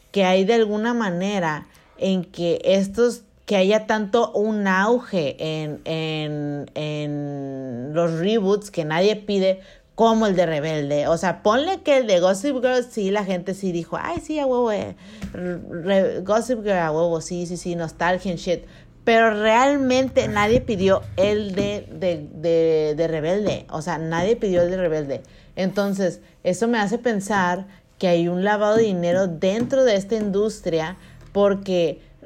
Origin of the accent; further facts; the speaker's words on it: northern Mexico, Mexico; also born or lived in Culiacán; somos eh, norteñas, amiga. somos norteñas.